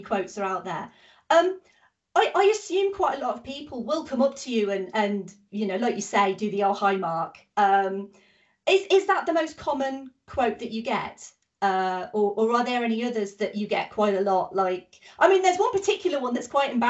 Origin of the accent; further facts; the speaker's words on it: United Kingdom; I'm British.